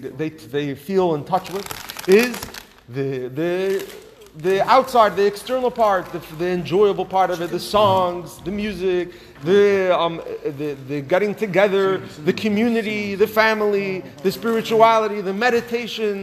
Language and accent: English; Los Angeles, California, United States; moved away; growing up in Los Angeles